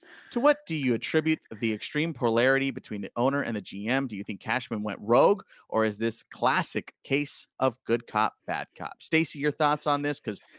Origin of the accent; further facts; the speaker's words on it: New York, United States; now in California, United States; I'm from New York. I live here in California.